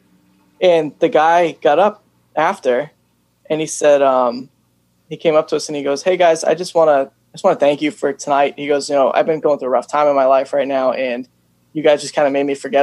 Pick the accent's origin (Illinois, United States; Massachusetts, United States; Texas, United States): Massachusetts, United States; Upton; now in Millbury, United States; So I grew up in Upton. I moved out to Millbury though.